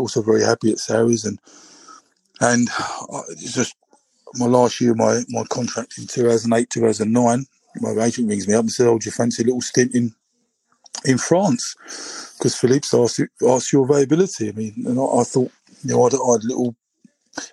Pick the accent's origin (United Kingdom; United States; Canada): United Kingdom; England; I'm English.